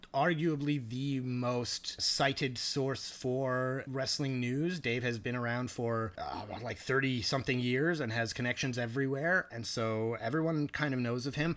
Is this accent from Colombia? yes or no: no; Canada; as a Canadian